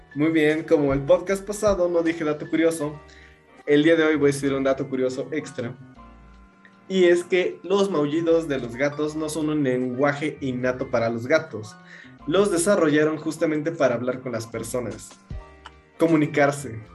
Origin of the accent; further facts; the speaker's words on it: Mexico; yo soy mexicano